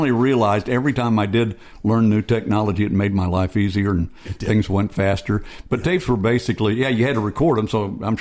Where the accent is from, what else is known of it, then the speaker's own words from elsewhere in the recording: Missouri, United States; moved away; Missouri here on July 1, my home state.